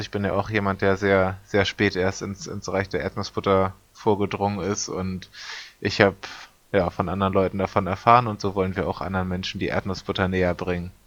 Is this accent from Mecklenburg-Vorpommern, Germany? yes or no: no; Hamburg, Germany; Bin ich als Hamburger